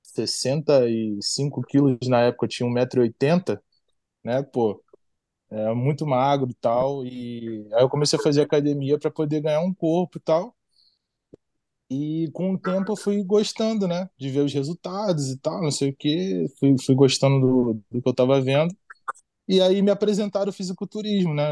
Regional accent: Nova Iguaçu, Rio de Janeiro, Brazil; moved away as an adult; now in United States; E da onde eu venho, eu venho da Baixada Fluminense, né? Venho de Nova Iguaçu.

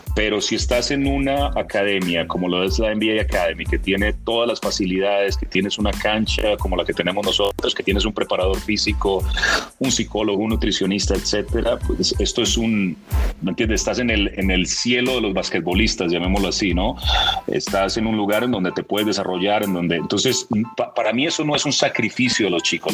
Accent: Medellín, Antioquia, Colombia; moved away as an adult; also born or lived in Toronto, Canada; now in Mexico; Mis orígenes soy, soy de Medellín, eh, paisa

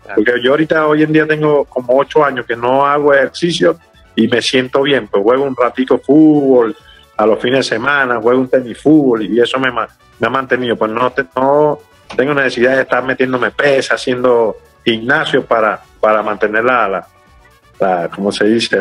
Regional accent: Puerto La Cruz, Anzoátegui, Venezuela; now in San Cristóbal, Venezuela; nos criamos juntos allá en Puerto La Cruz, allá como dice yo saliendo de Pueblo Nuevo

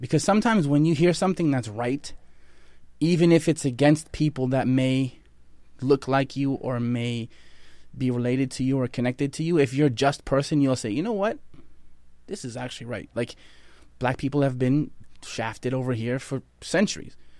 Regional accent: Halifax, Nova Scotia, Canada; I grew up in Nova Scotia, Canada, Halifax, Nova Scotia

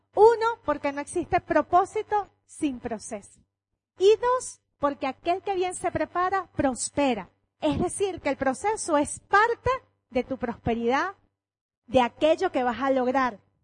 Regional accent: Venezuela; Cuando yo voy para otra parte, yo soy Venezuela donde me paro

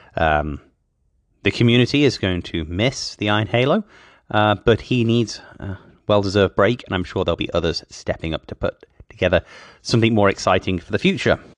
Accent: Oklahoma, United States; driving a taxi around my hometown in Oklahoma

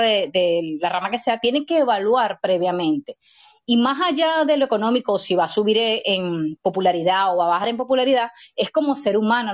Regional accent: Venezuela; yo como venezolana

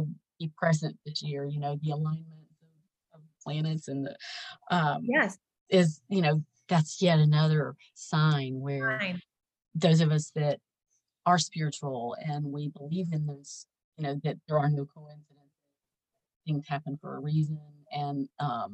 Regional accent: the South, United States; growing up in the South

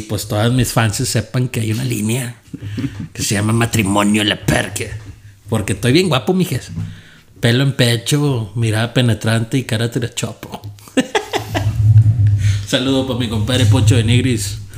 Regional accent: Monterrey, Nuevo León, Mexico; now in San Antonio, United States; soy de Monterrey, Nuevo León

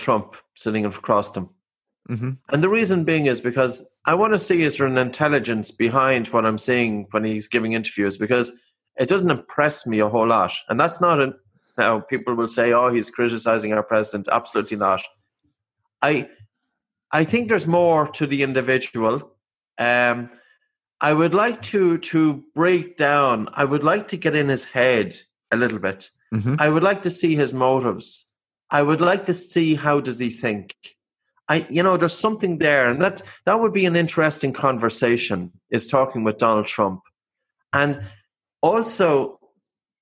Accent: Ireland; I'm Irish

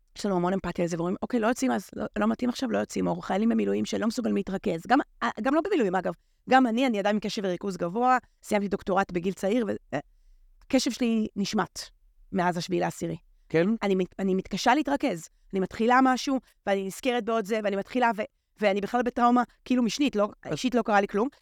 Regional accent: Haifa, Haifa District, Israel; אני פשוט גדלתי בחיפה, זה מקום יקר לליבי מאוד

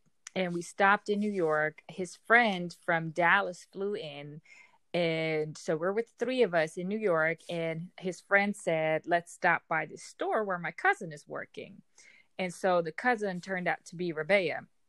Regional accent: Amsterdam, North Holland, Netherlands; English is a second language; Amsterdam, the Netherlands.

